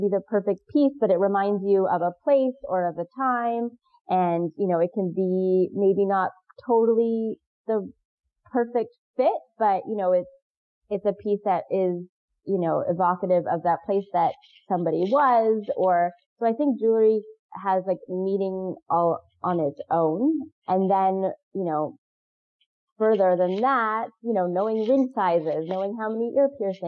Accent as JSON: {"language": "English", "region": "Pacific Northwest", "country": "United States", "moved": "yes", "said": "I'm from the Pacific Northwest."}